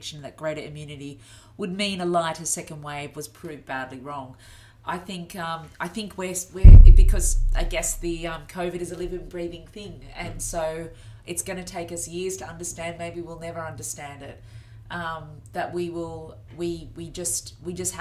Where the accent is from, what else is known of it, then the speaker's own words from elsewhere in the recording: Australia; now in United Kingdom; Being an Australian